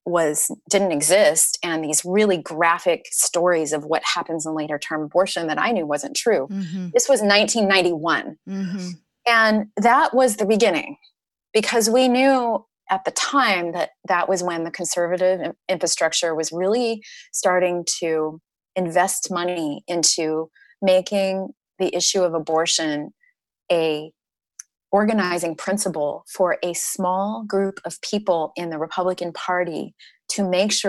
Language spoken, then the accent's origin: English; Nebraska, United States; when I was a kid, I grew up in Nebraska.